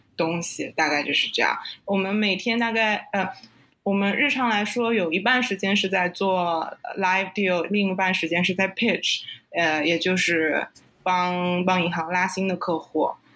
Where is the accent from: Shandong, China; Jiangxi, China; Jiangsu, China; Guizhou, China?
Jiangsu, China; Nanjing; moved away as an adult; also born or lived in Durham, North Carolina / Hong Kong; now in New York, United States; 我是南京人，所以从小在南京长大。啊，爸爸在银行工作，妈妈是在市政府的做会计